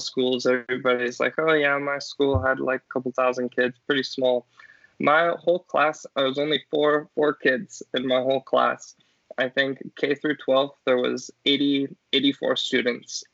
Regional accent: southern Colorado, United States; I grew up in um, kind of southern Colorado near the sand dunes with my family.

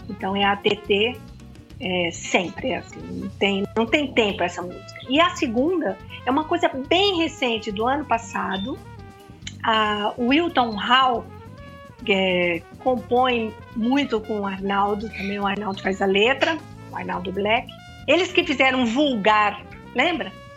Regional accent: Campo Grande, Mato Grosso do Sul, Brazil; moved away as an adult; now in São Paulo, Brazil; Campo Grande, a minha cidade natal.

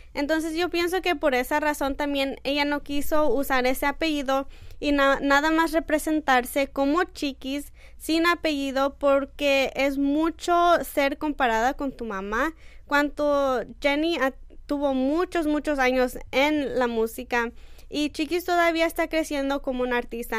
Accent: Mexico; Yo como mexicana soy muy orgullosa

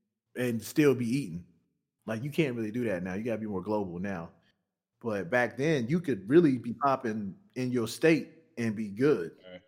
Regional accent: the South, United States; I'm from the South

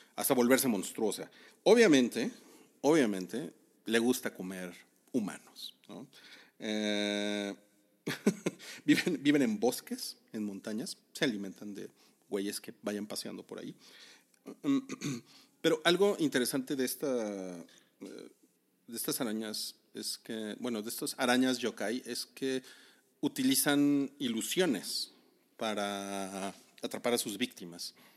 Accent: Mexico; como buen mexicano traumado

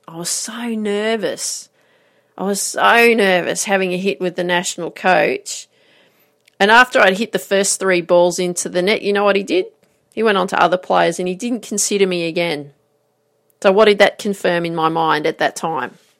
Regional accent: Grafton, New South Wales, Australia; I grew up in Grafton

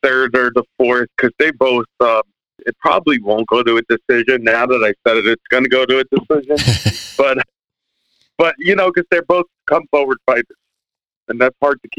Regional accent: New Jersey, United States; moved away; I'm originally from Jersey.

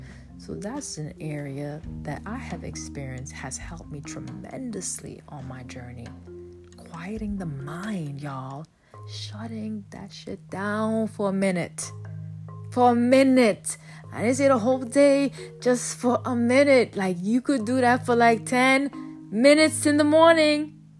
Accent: Bronx, New York, United States; moved away; I'm coming from the Bronx. Bronx, New York, okay? No, I wasn't in New York for a long time, but long enough to have my experiences

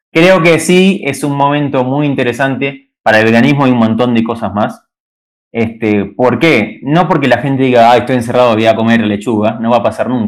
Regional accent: Caseros, Buenos Aires Province, Argentina; now in Peru; nací en Caseros, provincia de Buenos Aires, este lugar lindo

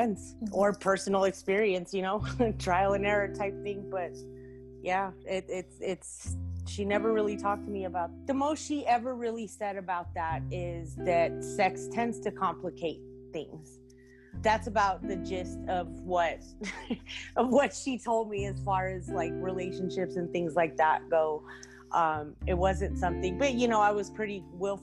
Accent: Albuquerque, New Mexico, United States; also born or lived in San Fernando, California; I'm originally from San Fernando, California. I've been in Albuquerque, New Mexico for about 30 years now

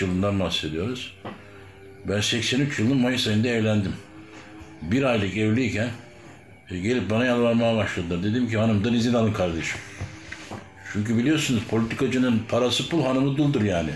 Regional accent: Adapazarı, Sakarya, Turkey; biz Adapazarı'nın yerlisi dediği insanlardayız

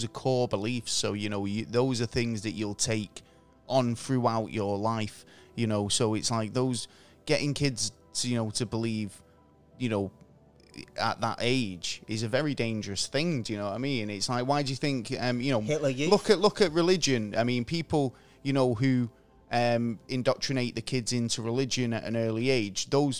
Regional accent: England, United Kingdom; I'm English, so we don't really get taught about the American presidents all that much in school.

